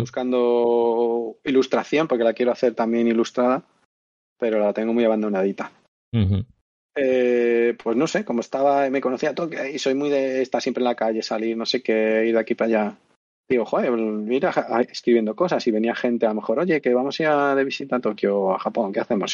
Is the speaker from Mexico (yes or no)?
no; Madrid, Community of Madrid, Spain; moved away as an adult; now in Andalusia, Spain; yo soy de Madrid aquí por casualidad.